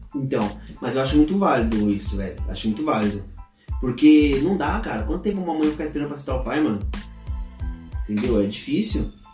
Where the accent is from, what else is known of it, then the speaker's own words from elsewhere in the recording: Ourinhos, São Paulo, Brazil; moved away; a gente é de Ourins, cara. A gente sabe como funciona a cidade lá